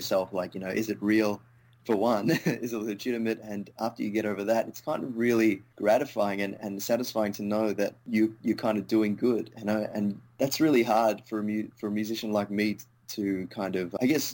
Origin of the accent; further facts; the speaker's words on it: Melbourne, Victoria, Australia; also born or lived in India; Moved to Australia